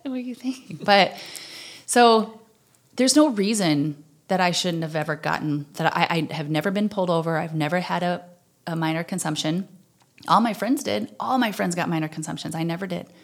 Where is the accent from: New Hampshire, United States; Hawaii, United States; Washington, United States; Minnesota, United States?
Minnesota, United States; Slayton; I'm originally from Slayton, Minnesota, which is the very southwestern corner